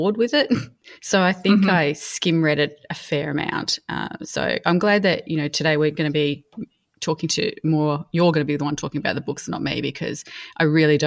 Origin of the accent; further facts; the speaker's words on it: Mildura, Victoria, Australia; as a teenager growing up in Mildura